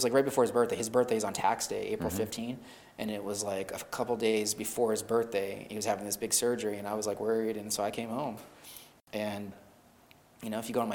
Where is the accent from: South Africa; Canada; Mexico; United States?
United States; Upstate New York; moved away as an adult; also born or lived in Bremerton, Washington / Myrtle Beach / Atlanta / Florida; Upstate New York. I moved back to my hometown.